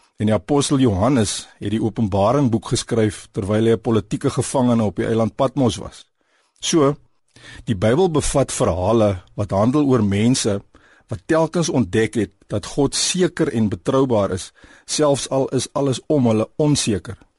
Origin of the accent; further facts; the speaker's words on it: South Africa; Ons as Suid-Afrikaners